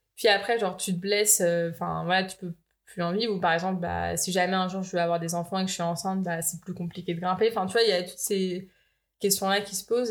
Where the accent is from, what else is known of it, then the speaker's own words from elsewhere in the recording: Eaubonne, Île-de-France, France; moved away as an adult; also born or lived in Boulder, Colorado, United States; j'ai grandi dans le Val d'Oise, à Aubonne